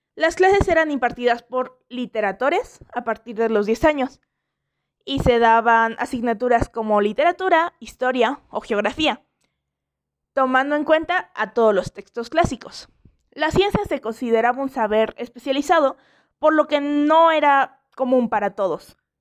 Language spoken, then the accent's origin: Spanish; Mexico; aquí en México